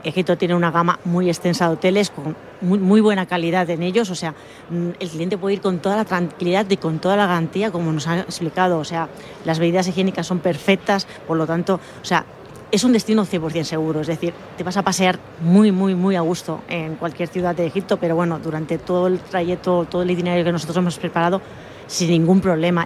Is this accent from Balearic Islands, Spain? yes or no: yes; Mallorca, Balearic Islands, Spain; yo soy mallorquina